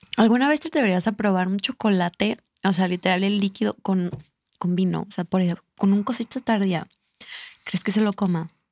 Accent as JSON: {"language": "Spanish", "region": "Michoacán", "country": "Mexico", "said": "yo soy de Michoacán, regresando. Y en Michoacán, o sea, en serio, la cultura del Día de Muertos es súper increíble. La gente que, que ha ah, podido visitar mi estado"}